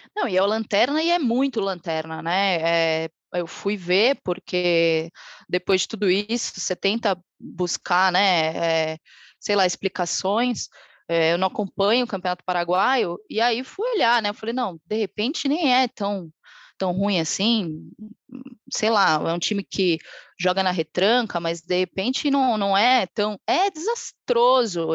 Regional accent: Brazil; E a gente vive tempos de desilusão sendo brasileiro

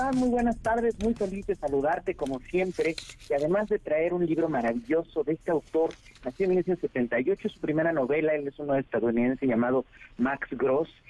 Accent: Oaxaca, Mexico; yo que soy de Oaxaca, de un pequeño pueblito

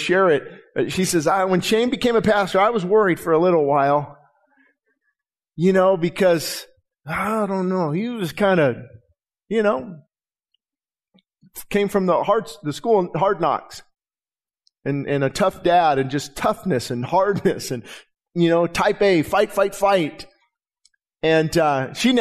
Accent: Quartz Hill, California, United States; my hometown

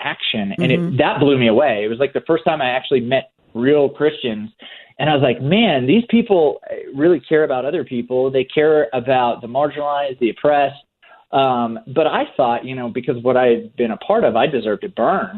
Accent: Oklahoma, United States; born or raised there

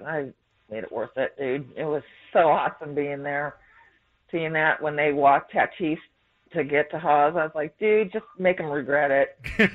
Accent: San Diego, California, United States; moved away as an adult; also born or lived in Kansas City; I mean, I grew up in San Diego, and when I graduated from school for this in 94, I moved to Kansas City.

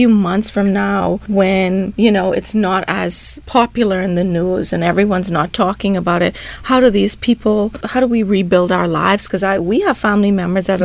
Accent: Grand Bahama, Bahamas; moved away; I'm from Grand Bahama.

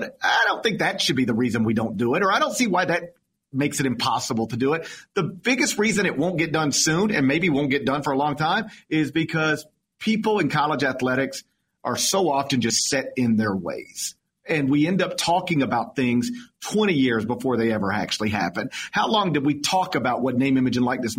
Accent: Memphis, Tennessee, United States; My hometown of Memphis

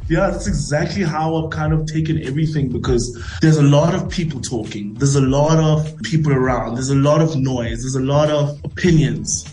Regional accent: South Africa; I'm South African. I'm South African.

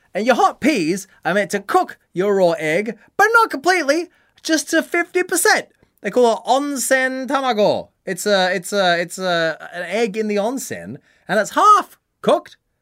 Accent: Australia; now in Tokyo, Japan

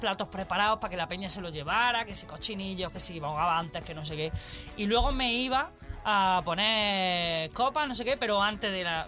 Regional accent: Andalusia, Spain; moved away; es de mi tierra. ¡Andaluza!

